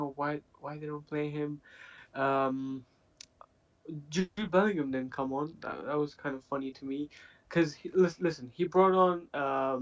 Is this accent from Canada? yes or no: no; Pakistan; I'm not from England. I'm from Pakistan